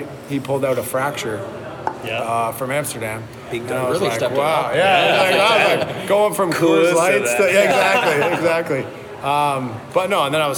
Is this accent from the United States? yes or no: no; Port Perry, Ontario, Canada; I'm from Port Perry, actually, so Lindsay's like 20 minutes from Port Perry